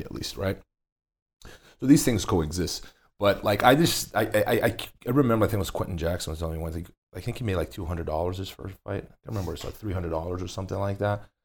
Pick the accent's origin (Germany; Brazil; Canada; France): Brazil; now in Las Vegas, United States; I grew up in Brazil.